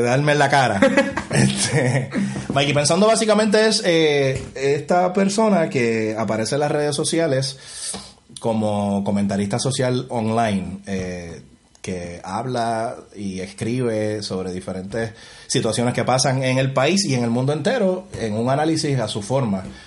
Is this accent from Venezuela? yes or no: no; Puerto Rico; moved away as an adult; also born or lived in Upstate New York, United States; yo me quedé sin trabajo acá en Puerto Rico y me tuve que ir a Estados Unidos, como muchos puertorriqueños han hecho